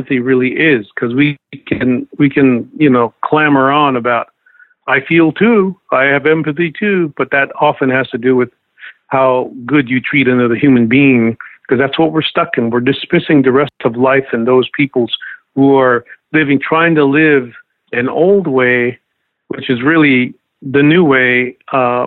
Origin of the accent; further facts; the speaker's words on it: Lakota lands, United States; as a Lakota